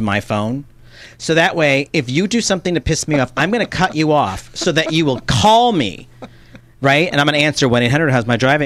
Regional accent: New Hampshire, United States; moved away as an adult; also born or lived in Boston, Massachusetts / Los Angeles; growing up there, too, I mean, I was born in Massachusetts, then my parents moved us to New Hampshire for a better education

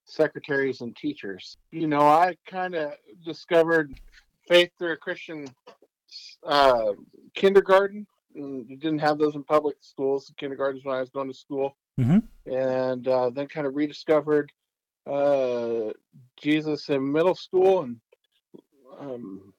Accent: United States; moved away as an adult; now in North Platte, United States; I was born and raised out in Oregon, Alaska, out among the mountains and the trees

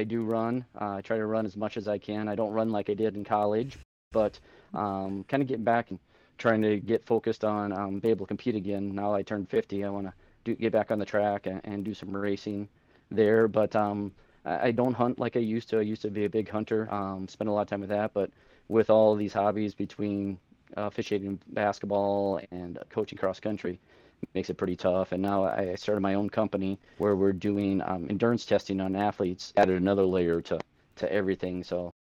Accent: Parkston, South Dakota, United States; moved away as an adult; now in Black Hills, United States; I grew up in Parkston from high school in 1996

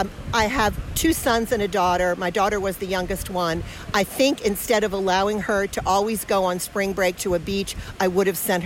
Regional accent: Roswell, Georgia, United States; I'm from Roswell, Georgia, okay, which is a suburb of Atlanta.

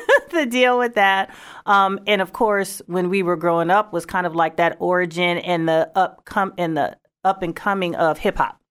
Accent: Saint Paul, Minnesota, United States; moved away; I'm originally from Saint Paul, Minnesota.

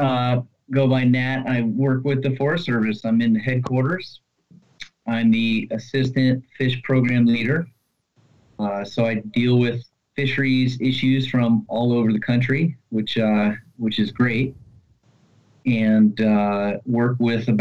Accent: Virginia, United States; moved away as an adult; now in Washington, D.C., United States; I grew up in Virginia, fished all over

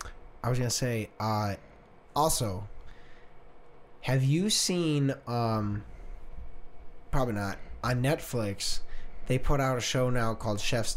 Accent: Tennessee, United States; Yeah, we're from Tennessee.

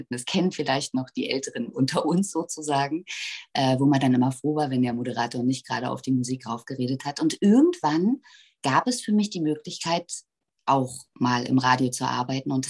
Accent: Berlin, Germany; weil ich bin hier geboren und das ist meine Heimat und ich bin wahnsinnig verbunden mit Berlin.

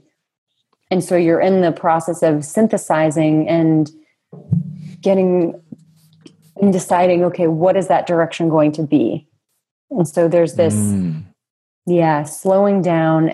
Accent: New England, United States; my context of growing up in New England in the United States

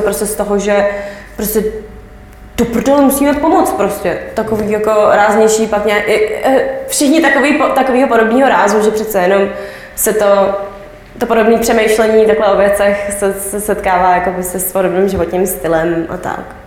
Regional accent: Czechia; jsem z Česka

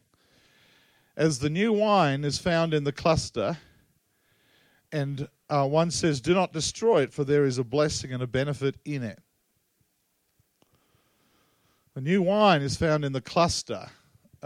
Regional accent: Australia; also born or lived in Tasmania; I come from Australia

